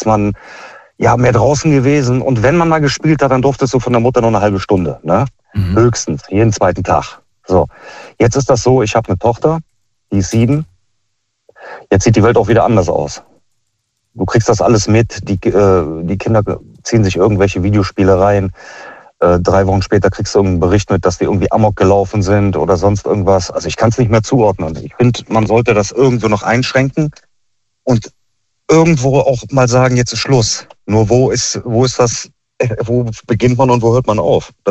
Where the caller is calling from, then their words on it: Meckenheim, North Rhine-Westphalia, Germany; Ich komme aus Meckenheim.